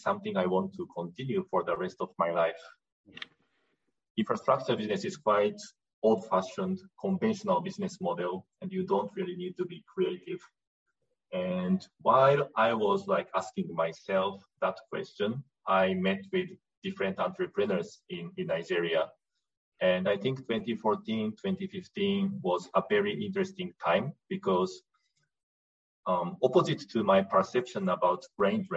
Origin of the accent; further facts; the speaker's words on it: Japan; moved away as an adult; I was born and I grew up in Japan